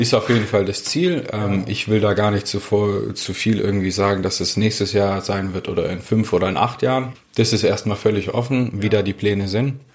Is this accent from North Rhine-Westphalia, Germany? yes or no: no; Stuttgart, Baden-Württemberg, Germany; moved away as an adult; also born or lived in St. Moritz; ich bin Stuttgarter ursprünglich.